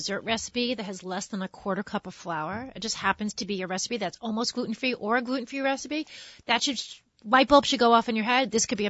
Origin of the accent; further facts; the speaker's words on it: New York, United States; I'm from New York. I speak quickly.